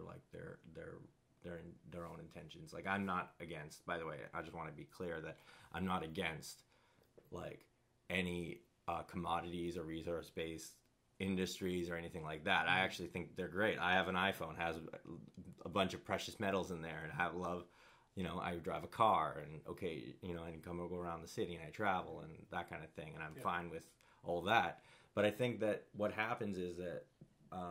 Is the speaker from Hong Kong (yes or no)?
yes; Kowloon, Hong Kong; also born or lived in Canada; loved growing up in Kowloon